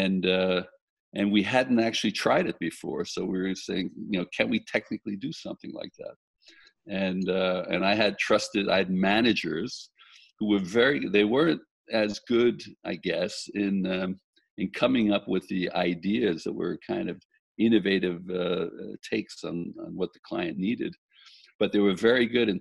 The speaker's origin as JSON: {"language": "English", "town": "New York City", "region": "New York", "country": "United States", "tie": "born or raised there", "also_born_or_lived": "Italy", "moved": "yes", "said": "I grew up in Brooklyn, New York"}